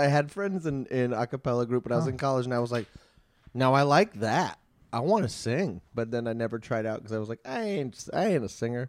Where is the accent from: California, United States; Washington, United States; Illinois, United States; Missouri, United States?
Missouri, United States; St. Charles; I was born in St. Charles.